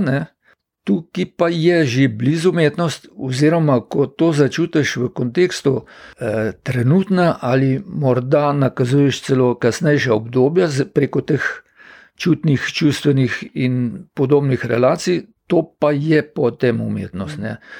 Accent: Slovenia; Slovenci smo pač živeli

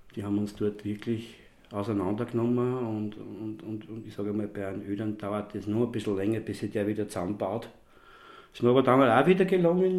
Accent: Magdalenaberg, Kremstal, Upper Austria, Austria; Ja, ich bin tatsächlich am Magdaleneberg geboren, also beziehungsweise, äh, fünfhundert Meter da Richtung Kirchdorf, Richtung Remstal. Wirklich ein Magdaleneberger, also auch so, sozusagen daheim geboren

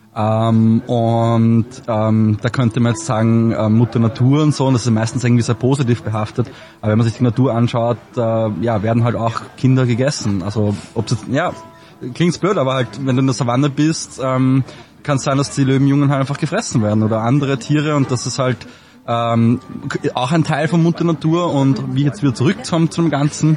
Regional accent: Traismauer, Lower Austria, Austria; now in Vienna, Austria; ich bin in äh, Trasmont aufgewachsen

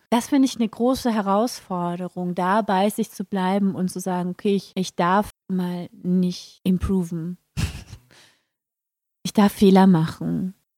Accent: Carinthia, Austria; als junger Mensch, ich, äh, ich bin in Kärnten geboren

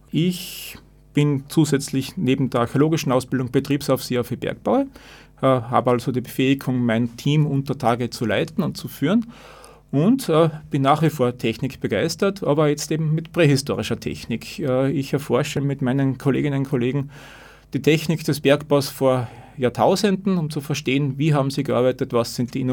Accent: Zell am See, Salzburg, Austria; Es war klar, also ich bin aufgewachsen in Zell am See und eigentlich wollte ich in Innsbruck studieren

